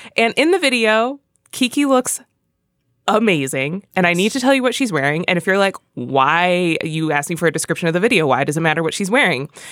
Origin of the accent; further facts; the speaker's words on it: Philadelphia, Pennsylvania, United States; I'm from Philly